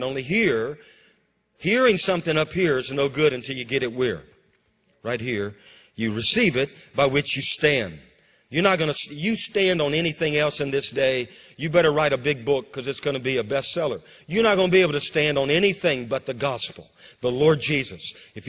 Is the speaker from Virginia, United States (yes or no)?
no; Amarillo, Texas, United States; born there; I was born in Amarillo, and though Mineral Wells, Texas, is about 3 or so hours, you know, east of Amarillo.